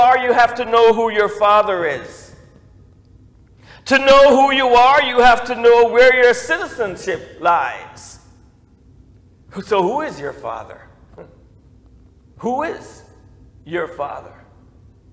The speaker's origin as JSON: {"language": "English", "country": "Jamaica", "moved": "yes", "lives_now": "United States", "said": "I used my Jamaican passport, and I got treated, as a citizen returning."}